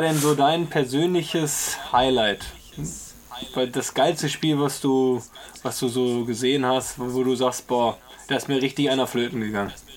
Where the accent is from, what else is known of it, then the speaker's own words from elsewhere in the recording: Essen, North Rhine-Westphalia, Germany; ich bin ja äh, an der Hausbergestraße aufgewachsen, quasi wo, wo die alte Tusshalle ist